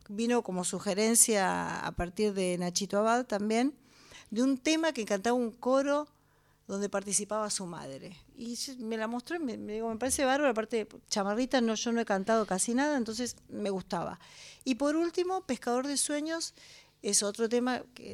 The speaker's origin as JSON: {"language": "Spanish", "town": "La Plata", "region": "Buenos Aires Province", "country": "Argentina", "tie": "born or raised there", "said": "Nací en la ciudad de La Plata, exactamente"}